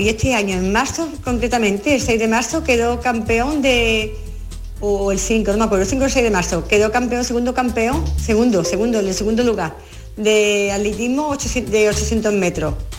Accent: Carmona, Andalusia, Spain; de aquí de Carmona, del pueblo de Carmona, de mi pueblo

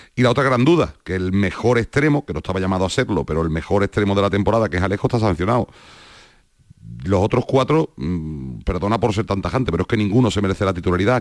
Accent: Andalusia, Spain; siendo andaluz por Granada y Almería

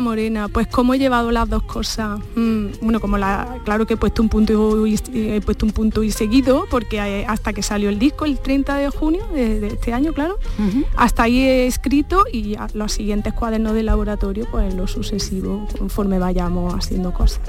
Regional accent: Iznájar, Andalusia, Spain; de donde soy yo

